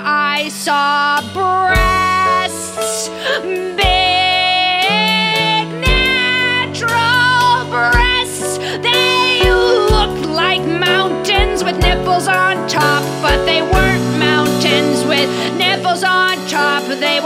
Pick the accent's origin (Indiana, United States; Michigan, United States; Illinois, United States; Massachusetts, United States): Massachusetts, United States; now in Los Angeles, United States; And I'm from New England. I'm from Massachusetts specifically, okay? It's a blue state, okay?